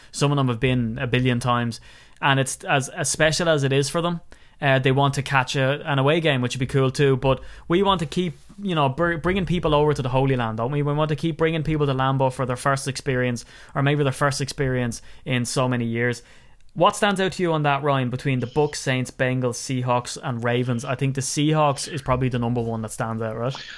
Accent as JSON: {"language": "English", "town": "Wicklow", "region": "Leinster", "country": "Ireland", "said": "I'm from Wicklow"}